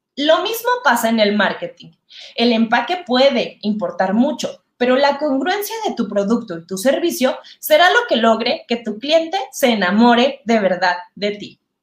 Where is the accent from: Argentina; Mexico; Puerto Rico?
Mexico; soy mexicana, muy mexicana